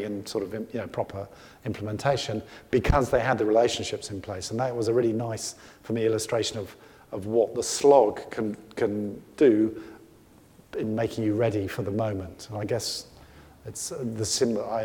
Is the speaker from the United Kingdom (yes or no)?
yes; United Kingdom; I come from Britain